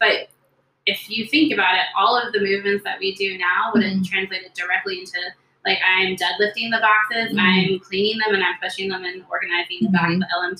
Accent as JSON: {"language": "English", "region": "Southern California", "country": "United States", "moved": "yes", "said": "I'm originally from Southern California."}